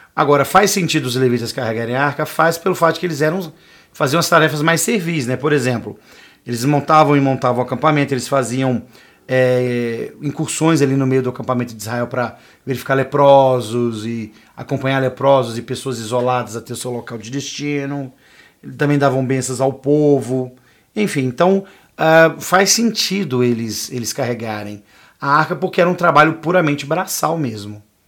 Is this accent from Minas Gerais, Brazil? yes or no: yes; Minas Gerais, Brazil; eu falando como um bom mineiro